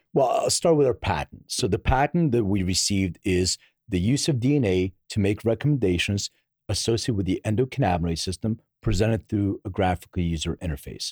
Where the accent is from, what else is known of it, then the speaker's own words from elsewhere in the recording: Philadelphia, Pennsylvania, United States; now in Los Angeles, United States; I'm from Philly, uh, originally.